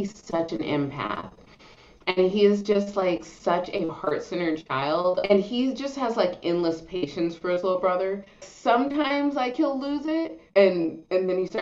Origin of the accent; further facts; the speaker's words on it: Los Angeles, California, United States; We live near Venice Beach. We grew up near Venice Beach